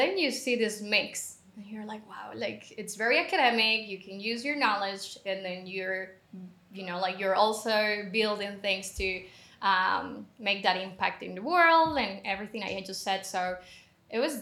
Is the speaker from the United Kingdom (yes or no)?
no; Colombia; I am originally from Colombia, currently in Colombia